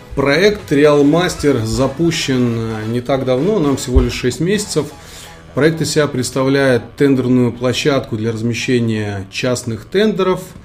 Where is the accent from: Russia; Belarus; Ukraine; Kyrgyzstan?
Kyrgyzstan; moved away; я родом из Солнечной Средней Азии, Республика Киргизия